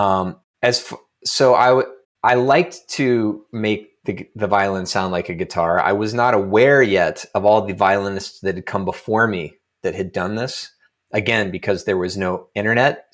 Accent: Lexington, Kentucky, United States; moved away as an adult; also born or lived in Evanston, Illinois; as a kid growing up in Lexington, Kentucky

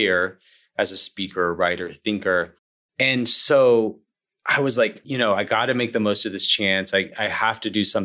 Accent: Alabama, United States; now in Atlanta, United States; I grew up in Alabama, of course, Braves country, and I live in Atlanta now

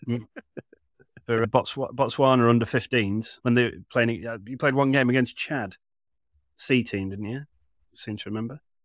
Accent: Manchester, North West England, United Kingdom; I grew up in Manchester

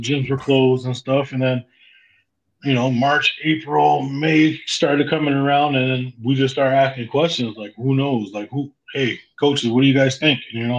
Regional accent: Central New York, United States; we're from Central New York, man.

